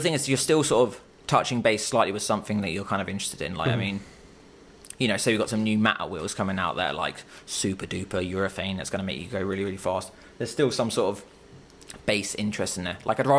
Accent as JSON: {"language": "English", "town": "Chichester", "region": "South East England", "country": "United Kingdom", "tie": "born or raised there", "also_born_or_lived": "London", "moved": "as an adult", "said": "So I grew up in Chichester until I was about... 18, and then I moved to London for university."}